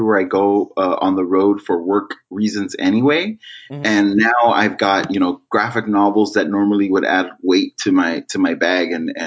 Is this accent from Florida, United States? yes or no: no; Los Angeles, California, United States; I grew up in LA in Boyle Heights